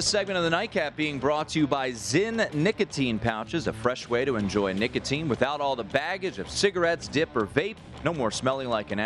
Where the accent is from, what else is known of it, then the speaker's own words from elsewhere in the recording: Washington, District of Columbia, United States; now in Las Vegas, United States; Washington, D.C., my hometown